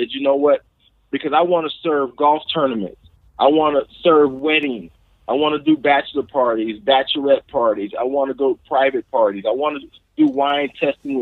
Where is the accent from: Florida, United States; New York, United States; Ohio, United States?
Ohio, United States; Youngstown; now in Atlanta, United States; my hometown, Youngstown, Ohio, where I'm originally from.